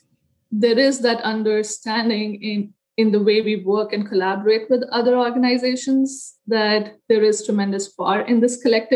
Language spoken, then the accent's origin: English; India; moved away as an adult; now in United States; I was born in India, grew up there, got my undergraduate degree in architecture